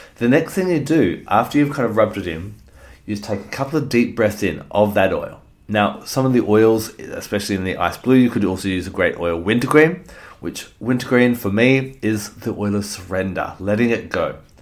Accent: Australia; as an Australian

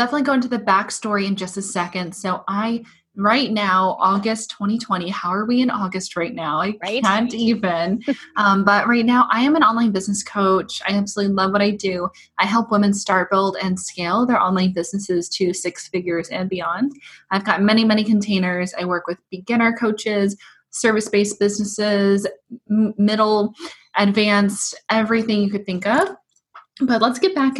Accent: Portland, Oregon, United States; now in Seattle, United States; I was actually born and raised in Portland

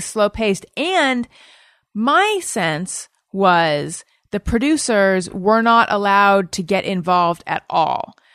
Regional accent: Orange County, California, United States; moved away as an adult; also born or lived in Claremont / New York City; now in Los Angeles, United States; I'm from Orange County.

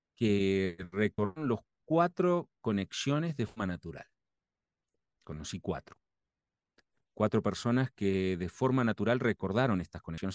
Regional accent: Argentina; Soy argentino que me formé

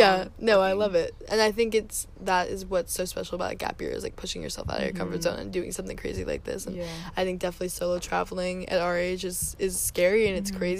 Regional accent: United States; I love where I grew up, and I'm happy that I got to grow up in America.

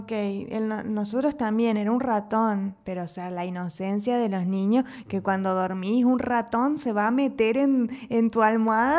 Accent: Entre Ríos, Argentina; moved away as an adult; now in Mexico; en Argentina, al menos en Entre Ríos, de donde soy yo

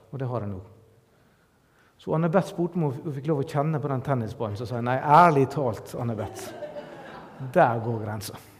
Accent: Norway

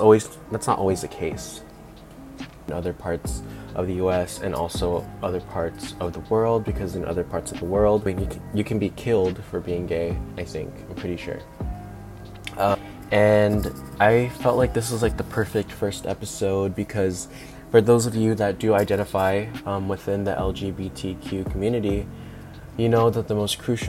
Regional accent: National City, California, United States; also born or lived in Mira Mesa, San Diego; I grew up in National City. And for those of you that don't know where it is, it's like the south side of San Diego

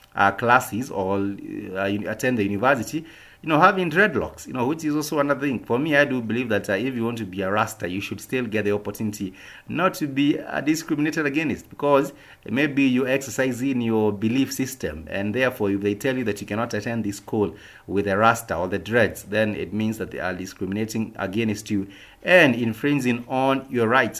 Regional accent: Kenya; us as a Kenyan people

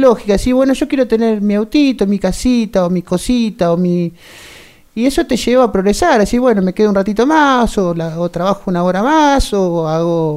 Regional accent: Bransen, Argentina; nací acá, pero me crié en el campo hasta los 12 años

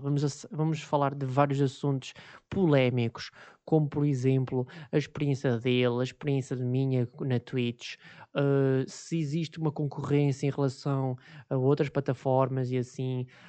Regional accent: Viseu, Centro, Portugal; pelo fato de sermos da mesma cidade, que neste caso é Viseu

